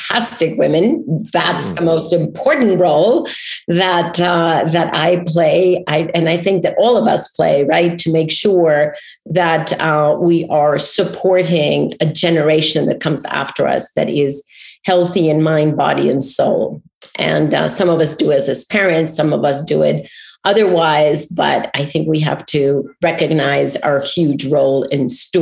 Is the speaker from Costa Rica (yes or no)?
yes; Costa Rica; moved away; I'm speaking to you today from my home country, Costa Rica, the wild and wonderful Costa Rica, where I came to live last year